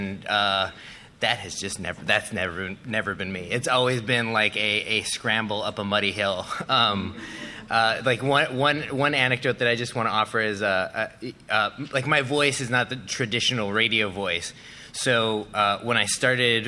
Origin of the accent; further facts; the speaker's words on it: Milwaukee, Wisconsin, United States; now in Chicago, United States; I'm from Milwaukee. I live in Chicago.